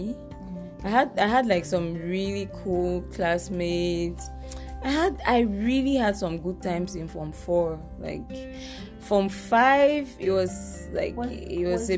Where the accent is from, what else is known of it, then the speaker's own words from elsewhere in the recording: Yaoundé, Centre, Cameroon; English is a second language; also born or lived in Bamenda; I grew up in Cameroon, I grew up in Yaoundé, so bon, je suis francophone plus que je suis anglophone.